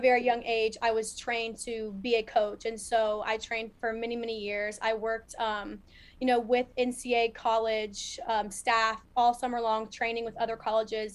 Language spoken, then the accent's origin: English; Columbus, Ohio, United States; growing up, I am from Ohio, Columbus, Ohio